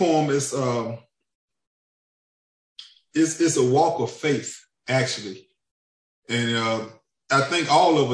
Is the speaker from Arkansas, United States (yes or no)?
yes; Pine Bluff, Arkansas, United States; now in Fort Smith, United States; I'm originally from Pine Bluff, Arkansas, but now I live in Fort Smith, Arkansas.